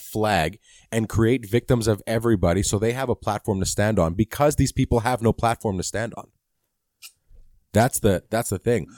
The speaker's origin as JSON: {"language": "English", "country": "Canada", "said": "I'm Canadian."}